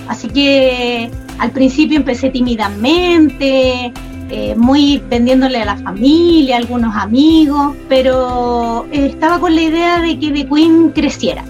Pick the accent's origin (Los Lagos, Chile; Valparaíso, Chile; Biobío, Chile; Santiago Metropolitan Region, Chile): Santiago Metropolitan Region, Chile; Santiago; soy de Santiago, de Chile.